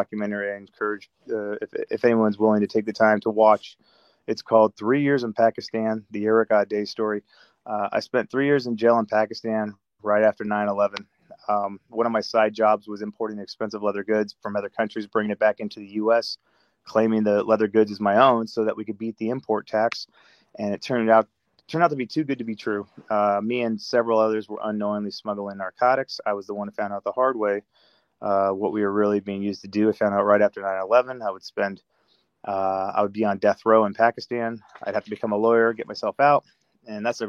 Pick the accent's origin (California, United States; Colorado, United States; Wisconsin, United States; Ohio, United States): California, United States; Antelope Valley; moved away as an adult; also born or lived in Northridge, California / Eagle Rock, Los Angeles / Sherman Oaks, California; now in Georgia, United States; I grew up in first Northridge until 88. Then I moved up into the Antelope Valley until 98